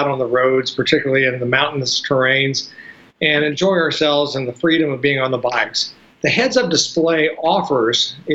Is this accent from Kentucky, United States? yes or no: yes; Louisville, Kentucky, United States; now in Georgia, United States; it's north of Mason-Dixon. Kentucky. Louisville, okay. Kentucky